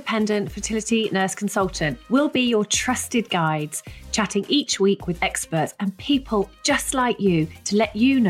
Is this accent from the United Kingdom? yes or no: yes; United Kingdom; We're so British.